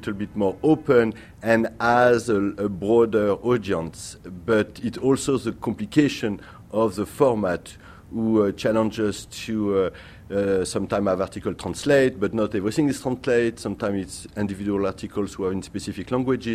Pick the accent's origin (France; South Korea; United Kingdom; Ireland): France; Paris, Île-de-France; English is a second language; now in New York, United States; I come from France. I'm born in Paris